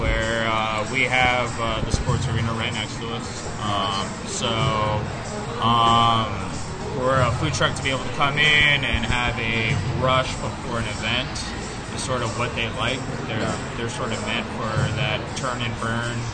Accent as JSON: {"language": "English", "town": "San Diego", "region": "California", "country": "United States", "tie": "born or raised there", "also_born_or_lived": "Santee / Chula Vista", "said": "I was born and raised in San Diego, born in Grossmont Hospital, spent 2 months in Santee, and then spent 20 years in Chula Vista"}